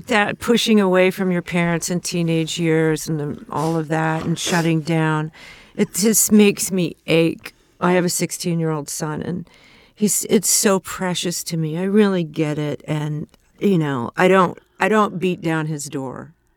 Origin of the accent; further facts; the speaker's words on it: Ventura, California, United States; also born or lived in Los Angeles; north of L A in Ventura